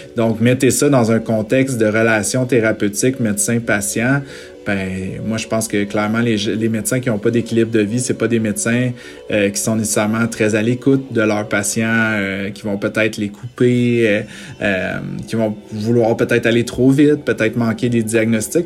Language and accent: French; Sainte-Agathe-des-Monts, Quebec, Canada; j'ai été élevé à Sainte-Agathe, donc j'ai vraiment été élevé euh, en nature